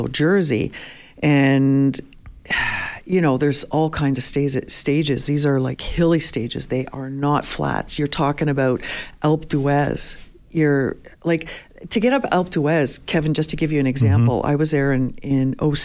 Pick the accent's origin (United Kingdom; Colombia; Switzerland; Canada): Canada; Toronto, Ontario; moved away; also born or lived in Montreal; I grew up in Toronto, moved to Montreal, back to Toronto, and then out here